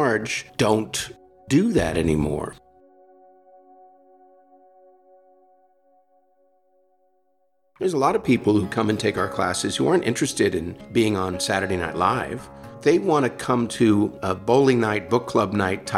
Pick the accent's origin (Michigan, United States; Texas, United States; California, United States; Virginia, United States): California, United States; San Francisco; I grew up in San Francisco. I grew up in the city